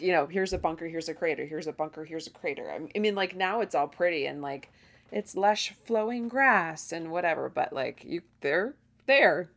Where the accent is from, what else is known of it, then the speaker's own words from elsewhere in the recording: United States; as an American